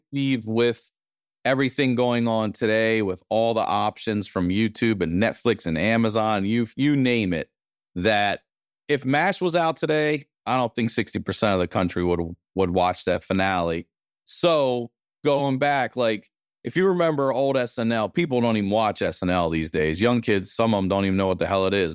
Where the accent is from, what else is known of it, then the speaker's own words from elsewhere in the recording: Maryland, United States; I'm from Maryland.